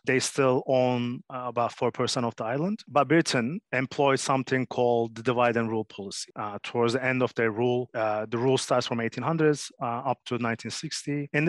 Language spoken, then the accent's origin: English; Istanbul, Turkey; moved away; also born or lived in London, United Kingdom / Cyprus; being born in the diaspora, my parents are Cypriots, but I was born in Istanbul, Turkey, in diaspora, and there's a big community of Cypriot diaspora.